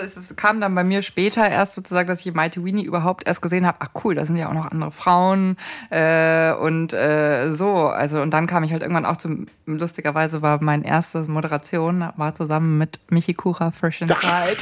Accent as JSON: {"language": "German", "region": "Lower Bavaria / Upper Bavaria border", "country": "Germany", "said": "da, wo ich herkomme, das rassistisches Niederbayern, äh, Oberbayern-Grenze"}